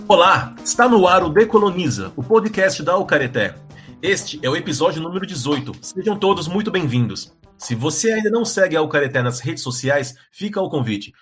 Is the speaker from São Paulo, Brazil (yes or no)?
yes; São Paulo, Brazil; eu cresci em São Paulo